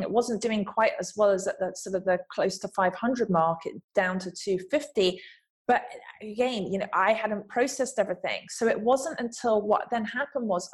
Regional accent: England, United Kingdom; accent: English; moved away as an adult; now in Los Angeles, United States; growing up in England, from the background, from the family that I came from

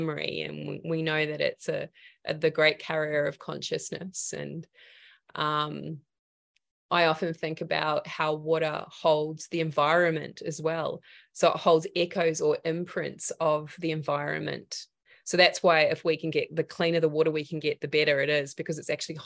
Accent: New Zealand; also born or lived in regional Victoria, Australia; now in Australia; I come from Aotearoa. So for me, the land that grew me was about, you know, root vegetables

